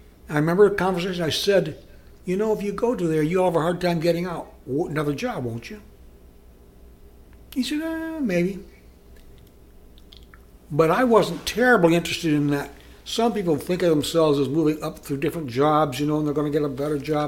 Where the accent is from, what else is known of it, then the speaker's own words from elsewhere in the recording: Iowa, United States; now in Columbus, United States; I grew up in the river, Mississippi River, up in Iowa